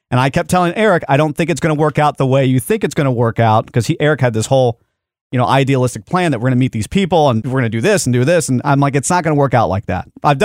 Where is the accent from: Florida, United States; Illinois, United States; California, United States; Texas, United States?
Texas, United States; Dallas; I was born in Dallas.